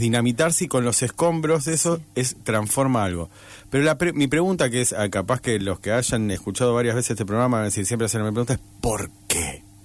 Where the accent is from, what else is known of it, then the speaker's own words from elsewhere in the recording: Rosario, Santa Fe, Argentina; se nota que soy demasiado rosarino.